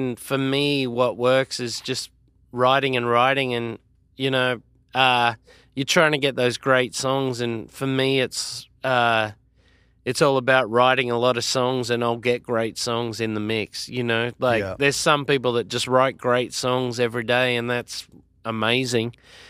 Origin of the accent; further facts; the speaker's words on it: Australia; Obviously, it's my home country.